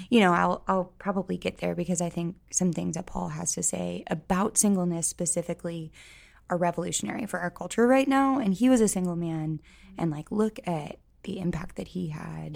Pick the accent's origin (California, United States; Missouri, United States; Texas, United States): Missouri, United States; St. Louis; moved away as an adult; now in Columbia, United States; I am from Saint Louis, but I came to Columbia for school